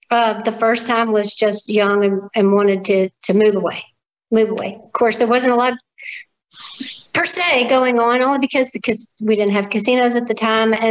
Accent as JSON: {"language": "English", "town": "Gulfport", "region": "Mississippi", "country": "United States", "tie": "born or raised there", "moved": "as an adult", "said": "I grew up in Gulfport, um, you know, small town, uh, small community in Gulfport"}